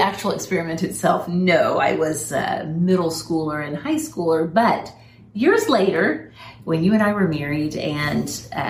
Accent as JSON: {"language": "English", "country": "United States", "said": "as an American"}